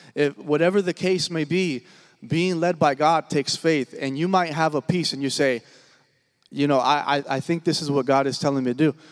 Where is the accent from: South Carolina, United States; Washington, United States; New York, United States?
Washington, United States; moved away as an adult; also born or lived in Oklahoma; I'm originally from Washington State, born and raised.